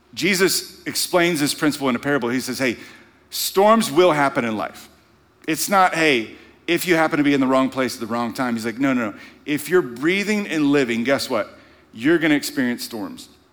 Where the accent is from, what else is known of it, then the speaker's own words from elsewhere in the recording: Louisiana, United States; moved away; growing up in Louisiana